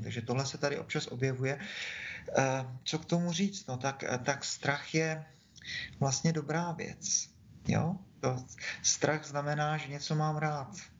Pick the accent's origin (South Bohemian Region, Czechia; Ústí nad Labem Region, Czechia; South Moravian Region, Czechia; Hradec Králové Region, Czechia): South Moravian Region, Czechia; Brno; Já jsem Brňák, tak jsem křtěný po návku tady